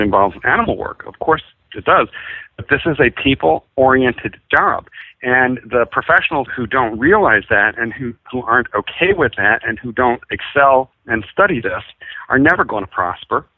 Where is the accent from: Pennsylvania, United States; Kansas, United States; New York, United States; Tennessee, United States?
Pennsylvania, United States; Philadelphia; I grew up in Philadelphia